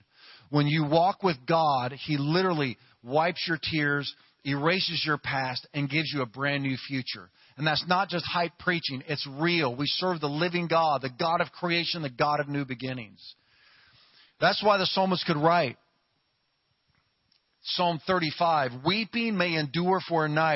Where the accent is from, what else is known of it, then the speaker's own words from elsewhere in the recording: Ohio, United States; moved away; also born or lived in Louisiana / California; I'm from Ohio, and it's cold there.